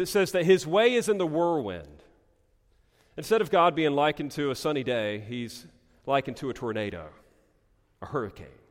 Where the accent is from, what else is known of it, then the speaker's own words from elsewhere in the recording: Eastern North Carolina, United States; growing up in Eastern North Carolina